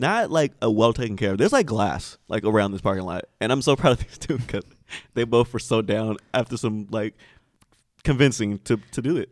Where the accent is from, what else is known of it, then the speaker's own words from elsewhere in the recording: Sacramento, California, United States; I'm from Sacramento